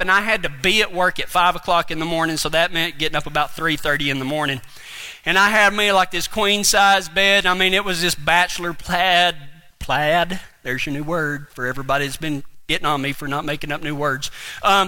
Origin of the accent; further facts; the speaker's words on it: West Texas, United States; whenever we moved back into the house that my dad was raised